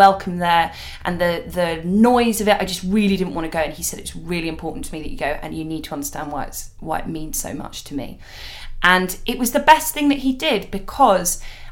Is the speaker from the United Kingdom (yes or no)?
yes; London, United Kingdom; I grew up really near Wembley Stadium